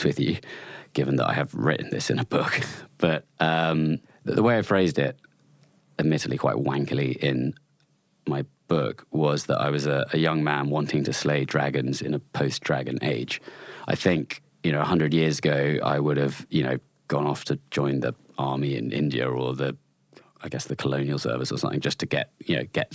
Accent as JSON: {"language": "English", "area": "Chalk Valley, Wiltshire", "region": "South West England", "country": "United Kingdom", "tie": "born or raised there", "said": "I grew up in the Chalk Valley in Wiltshire, just on the sort of Wiltshire-Dorset border."}